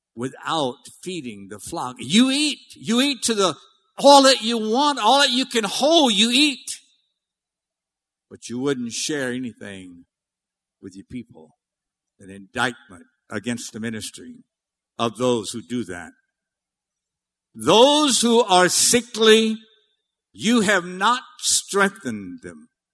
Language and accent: English; Cajun, Louisiana, United States; I'm Cajun. I'm big time Cajun.